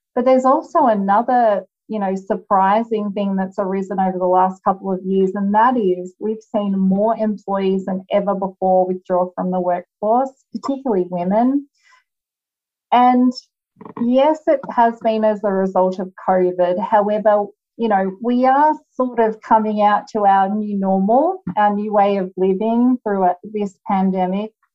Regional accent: Australia; moved away as an adult; now in United States; as you can hear, I am Australian originally, although I do live in the United States now

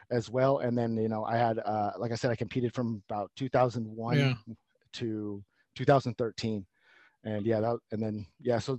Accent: Stockton, California, United States; I grew up in Stockton

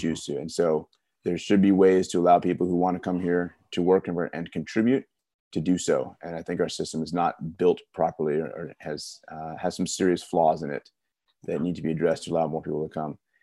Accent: California, United States; growing up in California in the nineties

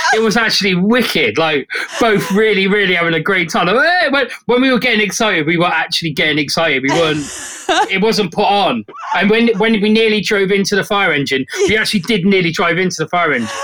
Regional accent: South West England, United Kingdom; It's the town where I'm from. It's like a little market town.

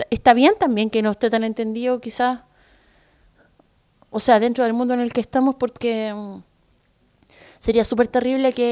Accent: Chile; acá también como los chilenos somos, caché eh, y los gringos son hueones y no sé qué.

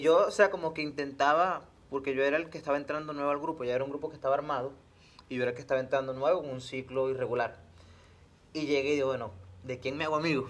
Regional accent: Venezuela; now in Mérida, Mexico; me preguntan, oye, pero tú de dónde eres, de Venezuela

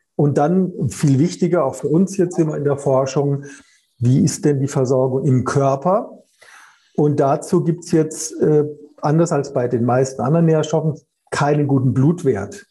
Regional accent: Karlsruhe, Baden-Württemberg, Germany; komme ja aus Karlsruhe

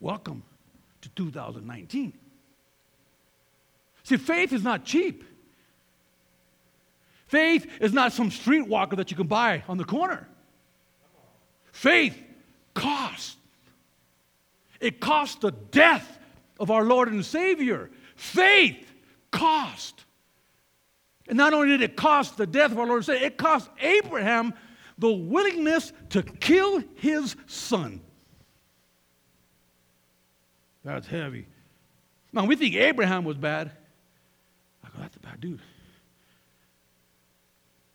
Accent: Colorado, United States; we're from Colorado

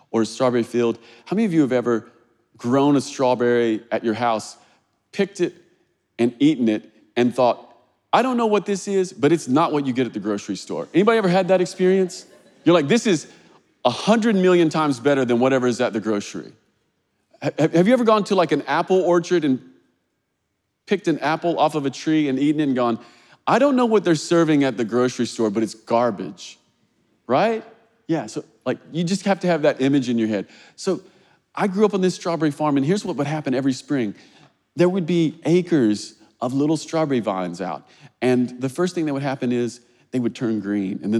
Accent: Kentucky, United States; So, I grew up in Kentucky. Kentucky's rural, it's like, it's like horse farms and agriculture. And when I was a kid, I grew up on a strawberry farm.

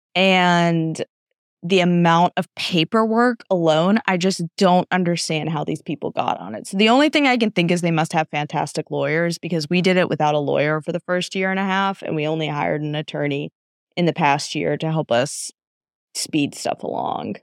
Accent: United States; I'm American.

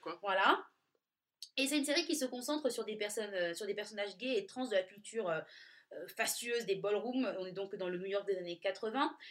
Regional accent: Nice, Provence-Alpes-Côte d'Azur, France; je viens de Nice

